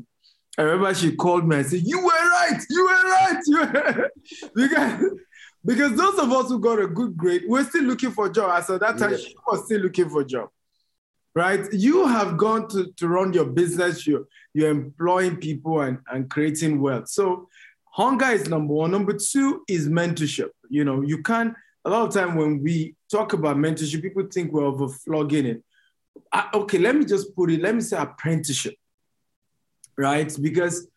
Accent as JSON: {"language": "English", "town": "Maiduguri", "region": "Borno", "country": "Nigeria", "tie": "born or raised there", "said": "I was born in Maiduguri, it was the northern part of Nigeria."}